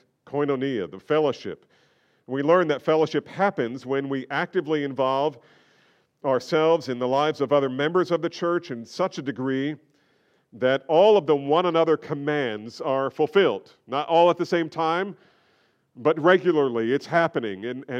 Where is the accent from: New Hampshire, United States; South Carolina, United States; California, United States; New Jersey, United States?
New Jersey, United States; Look, I grew up in New Jersey. We were trained not to make eye contact.